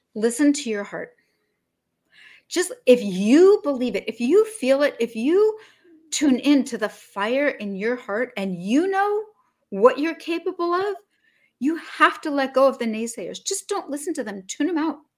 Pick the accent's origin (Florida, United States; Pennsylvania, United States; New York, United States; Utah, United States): Utah, United States; Salt Lake City; now in Martha's Vineyard, United States; Originally, I was born in Salt Lake City, Utah.